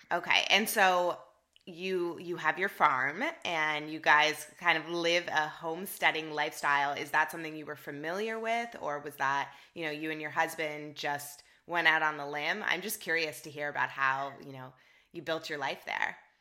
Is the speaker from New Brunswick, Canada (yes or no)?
no; Toronto, Ontario, Canada; now in San Francisco, United States; Toronto is my hometown, born and raised, and I love it there